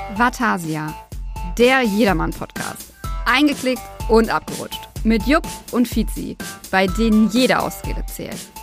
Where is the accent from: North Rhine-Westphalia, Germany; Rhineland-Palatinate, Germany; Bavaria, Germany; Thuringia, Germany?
Bavaria, Germany; Allgäu; ich äh, gebürtiger Allgäuer bin